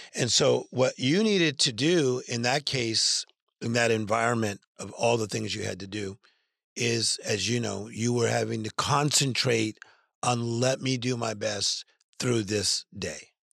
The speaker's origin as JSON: {"language": "English", "town": "Compton", "region": "California", "country": "United States", "tie": "born or raised there", "said": "I'm from Compton, California"}